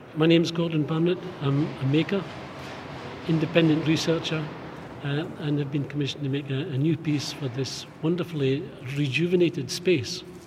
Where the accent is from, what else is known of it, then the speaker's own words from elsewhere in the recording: Fraserburgh, Scotland, United Kingdom; I was born in Fraserburgh, a little bit further north. And when I left school, I was an apprentice in a granite yard